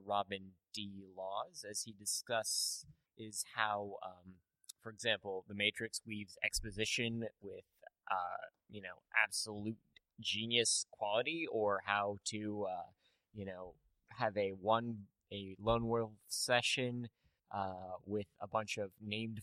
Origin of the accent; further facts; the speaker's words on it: Canada; I'm Canadian